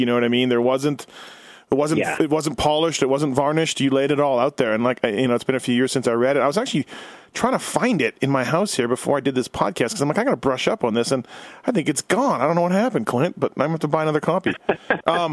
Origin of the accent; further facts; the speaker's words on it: Canada; now in United States; I live in the U.S. I'm from Canada